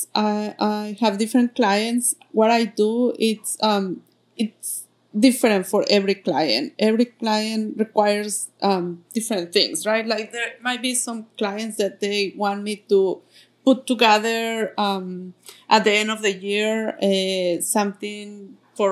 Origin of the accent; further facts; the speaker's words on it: Mexico City, Mexico; English is a second language; moved away as an adult; now in United States; I am coming from Mexico City. That's where I was born, and I came here